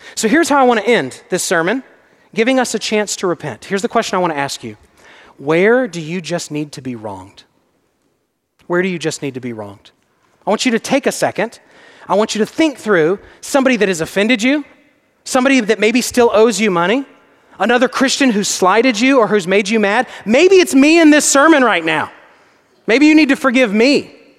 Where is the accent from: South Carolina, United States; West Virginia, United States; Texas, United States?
Texas, United States; I'm from Texas.